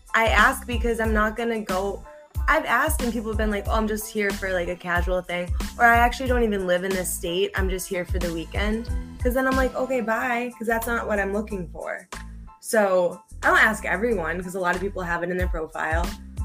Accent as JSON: {"language": "English", "town": "Boston", "region": "Massachusetts", "country": "United States", "said": "I'm from Boston"}